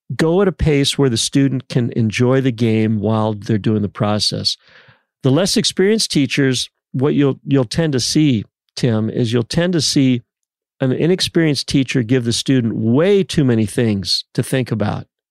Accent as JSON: {"language": "English", "town": "San Diego", "region": "California", "country": "United States", "said": "I'm from San Diego"}